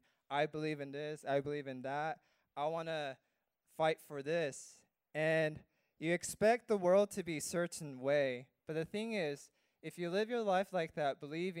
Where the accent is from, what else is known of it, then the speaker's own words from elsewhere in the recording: California, United States; moved away as an adult; now in Guam; I grew up in California